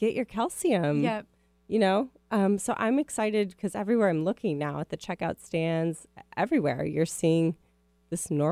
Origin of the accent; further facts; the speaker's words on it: Minneapolis, Minnesota, United States; accent: Midwest; now in West Coast, United States; I grew up in Minneapolis